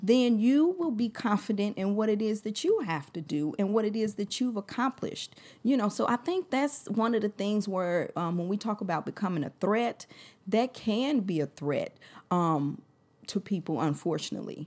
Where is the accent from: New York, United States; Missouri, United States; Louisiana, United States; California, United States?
Missouri, United States; St. Louis; I'm from Saint Louis.